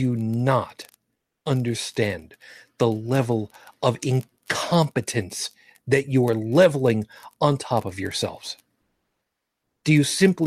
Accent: New York, United States; I grew up in New York, one of these elitist, snob, intellectualist, northeastern states

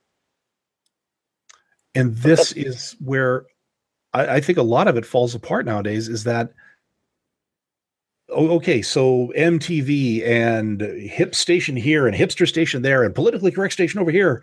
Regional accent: Canada; I'm Canadian

